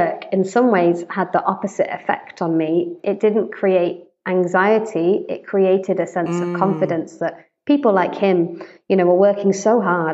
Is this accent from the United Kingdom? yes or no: yes; United Kingdom; also born or lived in United States; I'm British, white British. I've lived most of my life in the UK